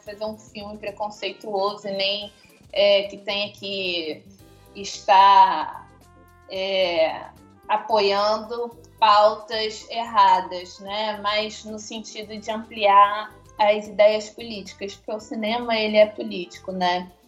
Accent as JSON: {"language": "Portuguese", "town": "Niterói", "region": "Rio de Janeiro", "country": "Brazil", "tie": "born or raised there", "moved": "as an adult", "lives_now": "Belo Horizonte, Brazil", "said": "eu sou nascida e criada em Niterói, no Rio de Janeiro, cidade que eu amo muito."}